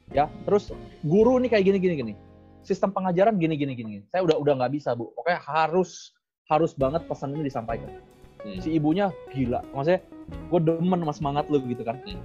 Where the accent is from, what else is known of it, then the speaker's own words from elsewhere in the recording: Indonesia; kita ini semua orang Indonesia